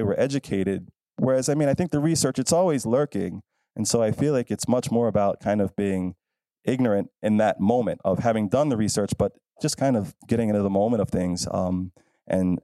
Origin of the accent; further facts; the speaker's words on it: Philadelphia, Pennsylvania, United States; I'm from Philadelphia